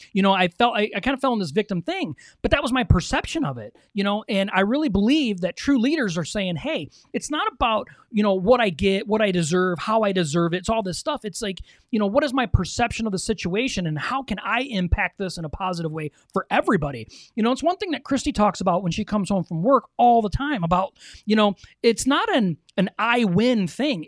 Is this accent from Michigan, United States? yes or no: yes; Michigan, United States; we're from Michigan